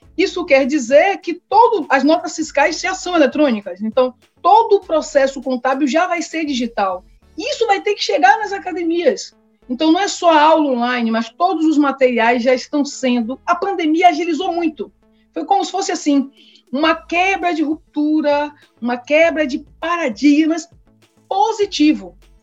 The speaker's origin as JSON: {"language": "Portuguese", "region": "Bahia", "country": "Brazil", "tie": "born or raised there", "also_born_or_lived": "São Paulo", "said": "voltei para a Bahia com seis anos, porque meus pais são baianos"}